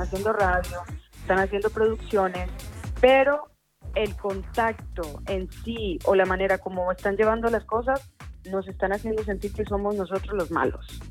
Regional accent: Cali, Valle del Cauca, Colombia; now in Ibiza, Spain; de Cali, Colombia, residente de Ibiza

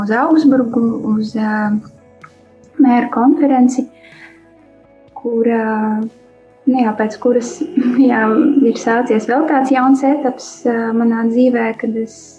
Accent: Latvia; also born or lived in Daugavpils; now in Riga, Latvia; Es pati nāku no Latvijas, no Krasnodas. Iedzima Daugavpilī, jā, dzīvoju Krasnodā. Uzaugu Krasnodā, jā, tagad es dzīvoju Rīgā

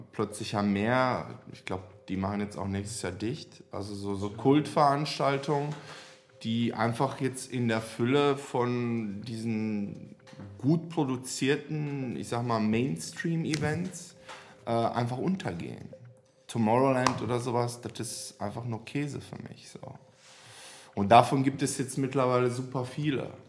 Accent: Serbia; German is a second language; now in Germany; Ich komme aus Serbien.

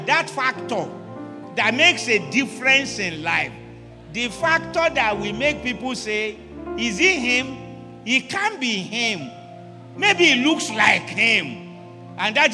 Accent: Ibadan, Oyo, Nigeria; English is a second language; Sometimes I speak Yoruba and they will discover that I'm from Ibadan

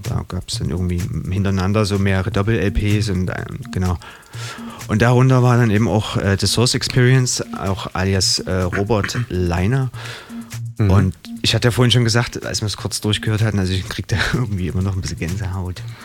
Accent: Dresden, Saxony, Germany; also born or lived in Radebeul / Bad Gastein, Austria; Ich bin geboren in Radebeul. Mhm. Genau, und habe so einen Teil meiner Kindheit auch in Dresden, Schachwitz hinten verbracht.

